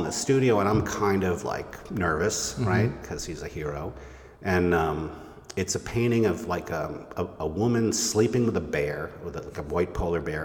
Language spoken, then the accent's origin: English; Amherst, Massachusetts, United States; now in upstate New York, United States; I grew up in Amherst, Massachusetts